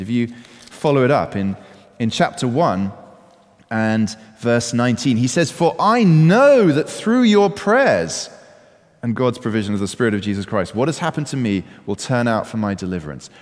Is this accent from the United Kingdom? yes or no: yes; United Kingdom; I'm British